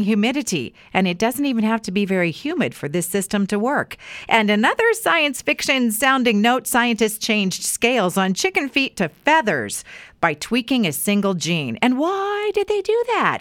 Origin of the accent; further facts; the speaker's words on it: Weiser, Idaho, United States; when I was growing up in Weezer